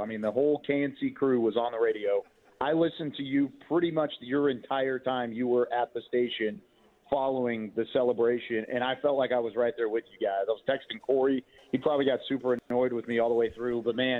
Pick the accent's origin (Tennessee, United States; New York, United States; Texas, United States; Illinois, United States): Texas, United States; Waco; I grew up in Waco, grew up with him and my mom